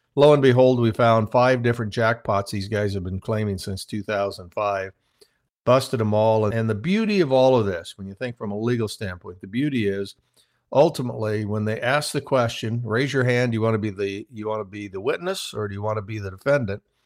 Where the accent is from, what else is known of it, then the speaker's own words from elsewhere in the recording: Midwest, United States; I started out on a farm, small farm in the Midwest